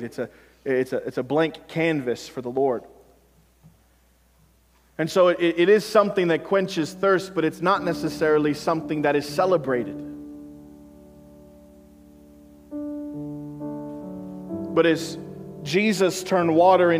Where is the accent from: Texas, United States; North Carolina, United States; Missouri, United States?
Missouri, United States; moved away; I'm from Missouri